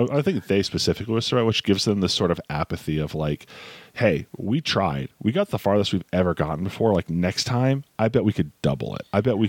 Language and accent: English; New York, United States; man, I'm from New York.